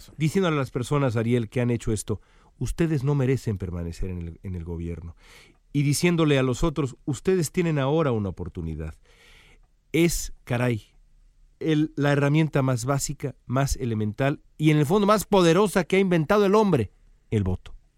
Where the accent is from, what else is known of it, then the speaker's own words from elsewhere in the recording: Mexico; no porque sea yo mexicano